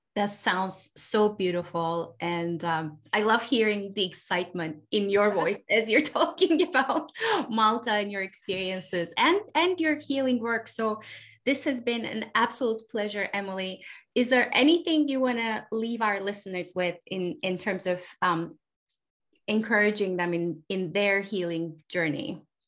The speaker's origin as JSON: {"language": "English", "country": "Turkey", "tie": "born or raised there", "moved": "yes", "lives_now": "United States", "said": "I live in the United States, but I was born in Turkey."}